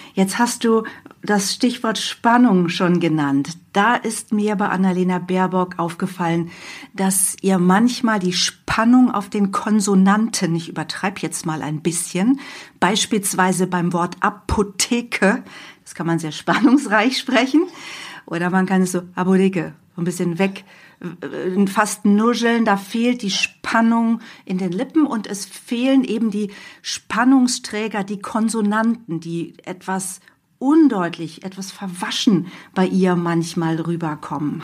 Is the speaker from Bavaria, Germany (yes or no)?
no; near Hanover, Lower Saxony, Germany; Ich komme auch aus der Nähe von Hannover